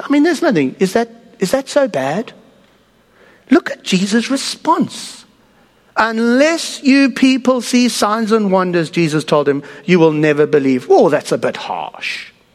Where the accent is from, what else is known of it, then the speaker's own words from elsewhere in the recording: South Africa; moved away; I come from South Africa